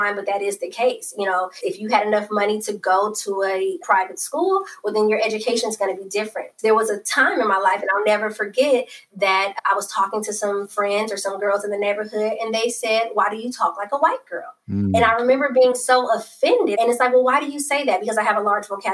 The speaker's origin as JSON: {"language": "English", "town": "Oakland", "region": "California", "country": "United States", "tie": "born or raised there", "said": "So born and raised in Oakland, always loved the city."}